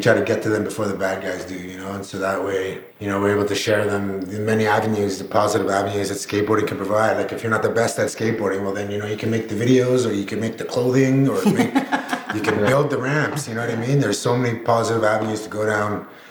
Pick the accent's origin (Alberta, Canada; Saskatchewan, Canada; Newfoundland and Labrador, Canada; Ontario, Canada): Alberta, Canada; I'm from Alberta